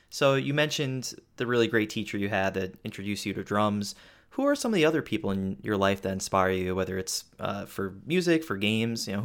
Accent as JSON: {"language": "English", "region": "New York", "country": "United States", "said": "I'm {S0} from New York, so I I've seen him play quite a bit."}